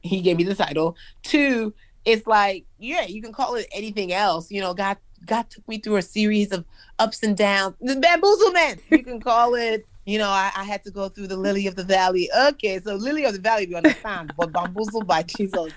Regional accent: Nigeria; moved away; also born or lived in United States; I'm Nigerian

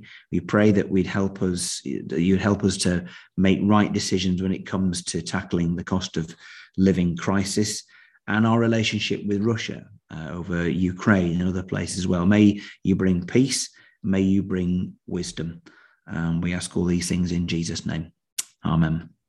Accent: United Kingdom; established faith can sometimes make people wrongly assume that they're Christians just because, well, we're British, aren't we?

